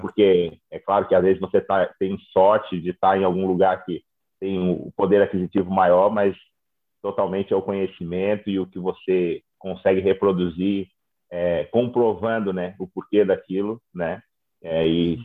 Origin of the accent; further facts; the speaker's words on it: São Joaquim, Santa Catarina, Brazil; moved away as an adult; also born or lived in Florianópolis; now in Australia; Eu sou de São Joaquim